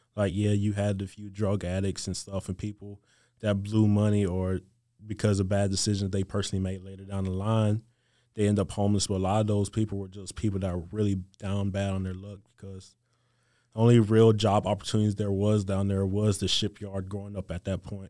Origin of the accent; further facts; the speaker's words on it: Gulf Coast of Mississippi, United States; moved away as an adult; growing up on the Gulf Coast of Mississippi